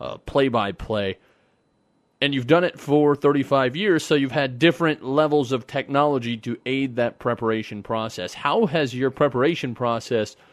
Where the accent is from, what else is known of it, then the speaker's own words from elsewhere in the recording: Nebraska, United States; I'm from Nebraska